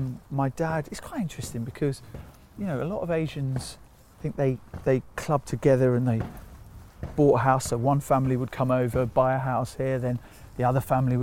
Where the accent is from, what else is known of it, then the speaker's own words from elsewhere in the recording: Sri Lanka; now in United Kingdom; And then when you get the Sri Lankans are mostly from the Tamil community. We're from the Sinhalese community. So we're then a minority of a minority of a minority.